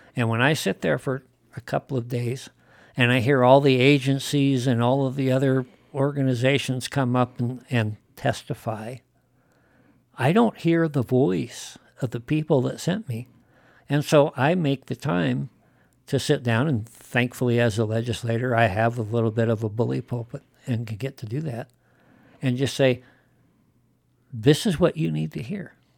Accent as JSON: {"language": "English", "region": "Wyoming", "country": "United States", "tie": "born or raised there", "said": "I grew up in Wyoming"}